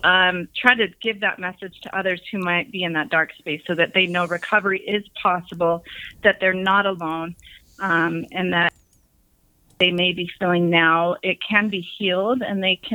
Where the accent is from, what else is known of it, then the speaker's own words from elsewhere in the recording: Salt Lake City, Utah, United States; I grew up in Salt Lake City, Utah